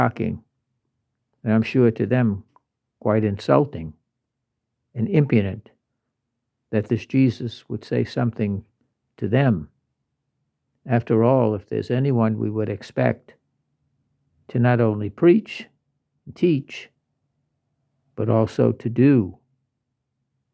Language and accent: English; Louisiana, United States; I'm from Louisiana